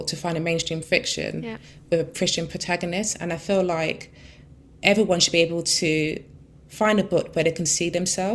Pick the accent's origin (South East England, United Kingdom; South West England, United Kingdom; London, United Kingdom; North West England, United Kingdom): London, United Kingdom; I grew up in Peckham for the first, 13 years of my life.